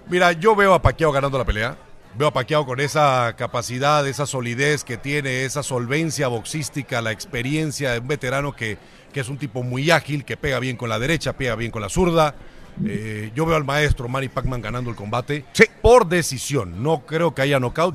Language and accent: Spanish; Panama; moved away; also born or lived in Monterrey, Mexico; Yo soy nacido en Panamá